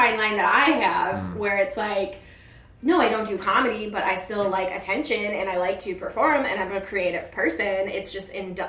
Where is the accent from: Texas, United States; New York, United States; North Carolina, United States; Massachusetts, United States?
New York, United States; I'm a New Yorker.